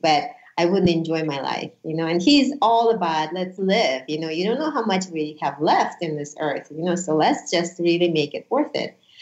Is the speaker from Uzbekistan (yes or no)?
yes; Uzbekistan; first language Russian; English is a second language; also born or lived in Honolulu, Hawaii; now in Las Vegas, United States; From Uzbekistan. I was actually born in Soviet Union, so my native language is Russian.